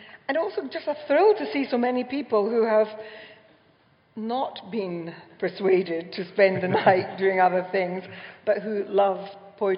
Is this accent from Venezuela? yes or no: no; Ireland; I'm Irish